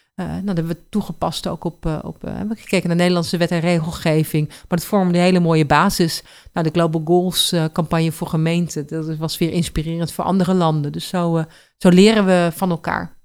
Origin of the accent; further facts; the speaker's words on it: Netherlands; als Nederlander en ook als trotse Nederlander